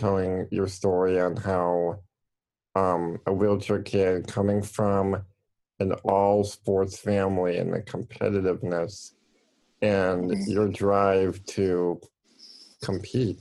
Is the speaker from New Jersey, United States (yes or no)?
no; Wisconsin, United States; I'm from Wisconsin